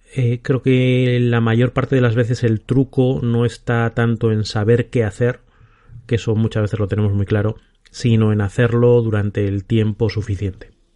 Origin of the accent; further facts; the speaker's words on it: Salamanca, Castile and León, Spain; also born or lived in Bilbao / Madrid; now in Aranda de Duero, Spain; soy de Salamanca y después de vivir en Bilbao y en Madrid, ahora vivo en Aranda de Duero, Burgos